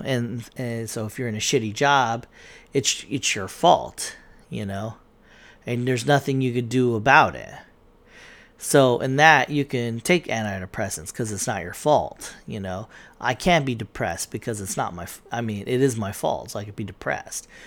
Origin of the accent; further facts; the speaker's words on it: United States; I'm American.